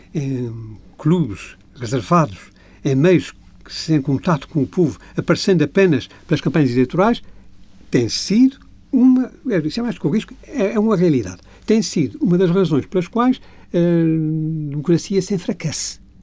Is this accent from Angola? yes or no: no; Azores, Portugal; Eu sou açorianos, quatro costados. A minha família é açoriana desde há centenas de anos